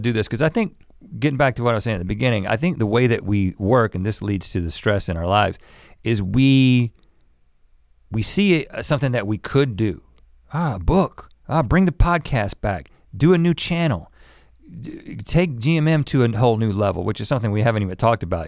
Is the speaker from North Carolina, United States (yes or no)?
yes; North Carolina, United States; moved away; growing up in North Carolina as kids